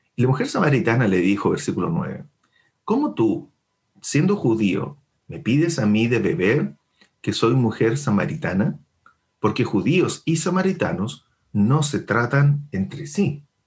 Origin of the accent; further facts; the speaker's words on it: Chile; nosotros como chilenos